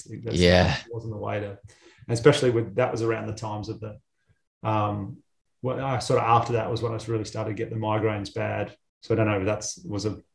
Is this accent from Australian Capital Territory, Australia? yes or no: no; Batemans Bay, New South Wales, Australia; I grew up in Batemans Bay on the South Coast, and real rugby league heartland.